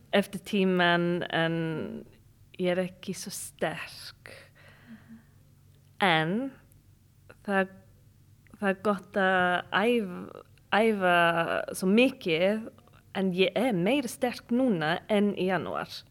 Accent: United Kingdom; Icelandic is a second language; now in Iceland; ég er frá Breitland en ég vinn í svona uh, eh, turistafyrirtæki

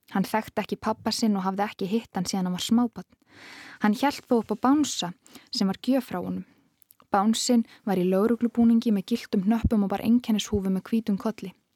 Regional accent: Reykjavík, Capital Region, Iceland; ég er bara ólst upp í Vestubænum

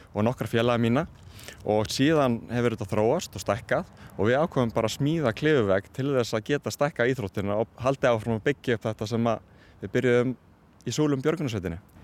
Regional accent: Akureyri, Northeastern Region, Iceland; ég er frá Akureyri

